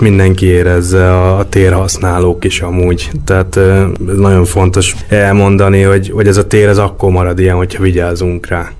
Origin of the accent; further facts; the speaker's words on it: Budapest, Hungary; Én, én itt nőttem föl Budapesten, belvárosba jártam iskolába